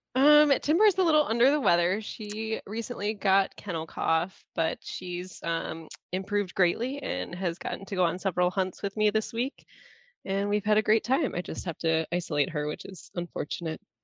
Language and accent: English; northern Lower Peninsula, Michigan, United States; now in Upper Peninsula, Michigan, United States; I grew up in the northern lower and spent a significant amount of time in the UP where I reside now